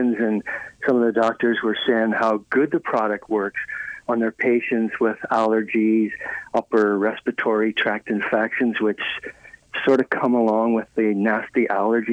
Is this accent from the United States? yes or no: no; Ireland; moved away; I was raised in Ireland